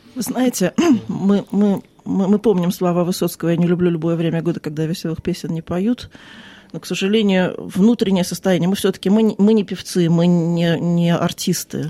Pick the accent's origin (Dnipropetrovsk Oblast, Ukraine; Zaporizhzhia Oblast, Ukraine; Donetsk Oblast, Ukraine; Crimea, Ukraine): Crimea, Ukraine; moved away as an adult; now in Sydney, Australia; Я из Крыма